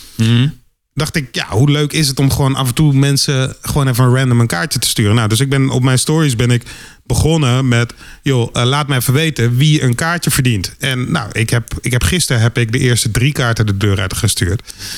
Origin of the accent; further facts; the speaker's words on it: Randstad, Netherlands; ik kom uit de Randstad